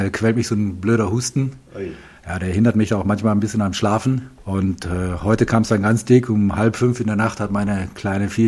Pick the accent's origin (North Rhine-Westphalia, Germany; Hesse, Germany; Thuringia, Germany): North Rhine-Westphalia, Germany; Ahaus; aufgewachsen bin ich in äh, Ahaus im äh, westlichen Westfalen, hart an der äh, holländischen Grenze. Dort habe ich auch meine gesamte Schulzeit verbracht